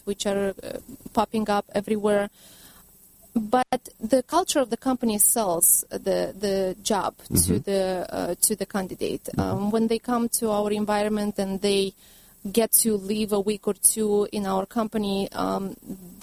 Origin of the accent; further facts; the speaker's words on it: Romania; now in United States; I'm from Romania originally.